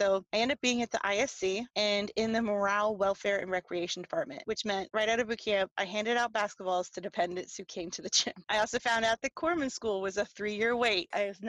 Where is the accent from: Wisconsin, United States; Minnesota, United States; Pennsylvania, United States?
Pennsylvania, United States; I reached out to the recruiters in here in Pennsylvania. They were in Harrisburg, which from my hometown is a good 2-hour drive.